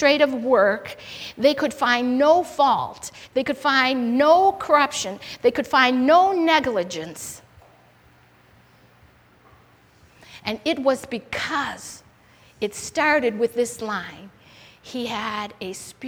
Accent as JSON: {"language": "English", "country": "United States", "said": "I'm American"}